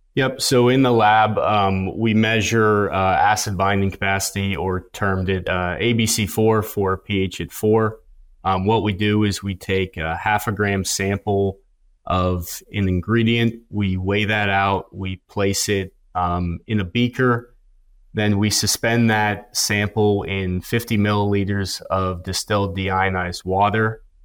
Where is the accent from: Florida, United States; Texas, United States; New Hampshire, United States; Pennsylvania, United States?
Pennsylvania, United States; moved away as an adult; now in Kansas, United States; I'm originally from Pennsylvania